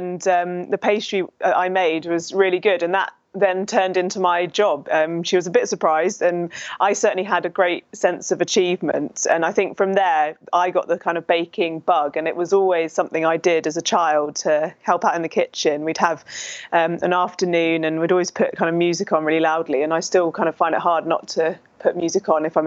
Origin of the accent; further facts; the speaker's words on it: Hertfordshire, East of England, United Kingdom; now in Epsom, United Kingdom; I was born and raised in Hertfordshire. So yeah, I've always grown up in and near London.